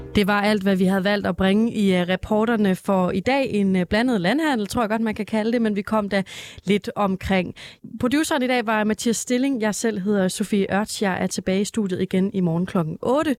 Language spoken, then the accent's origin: Danish; Denmark; som dansker